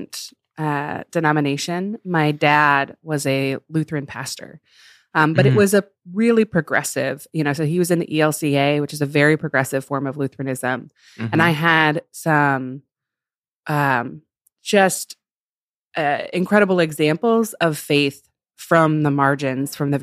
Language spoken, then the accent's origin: English; Chicago, Illinois, United States; I grew up in Chicago and then in the suburbs of Chicago